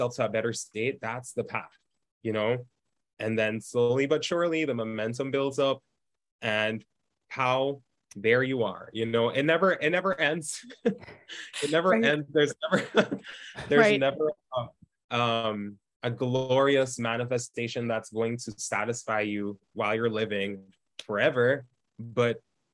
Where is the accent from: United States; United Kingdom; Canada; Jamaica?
Jamaica; I grew up in Jamaica. It's a third world